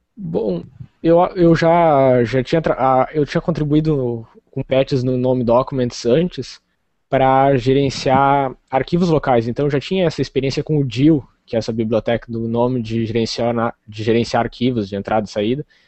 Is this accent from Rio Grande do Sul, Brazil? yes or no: yes; Rio Grande, Rio Grande do Sul, Brazil; Eu sou do Rio Grande do Sul, do sul do Rio Grande do Sul. Rio Grande, é a cidade que dá nome ao estado, assim, extremo sul do Rio Grande do Sul, quase fronteira com o Uruguai.